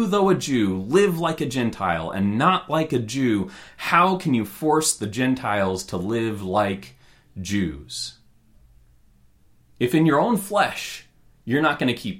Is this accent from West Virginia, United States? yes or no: no; Roseburg, Oregon, United States; I grew up in Roseburg, Oregon